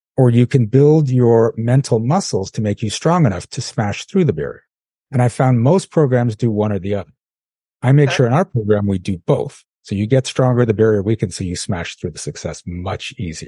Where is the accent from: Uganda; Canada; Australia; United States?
Canada; I'm from Canada.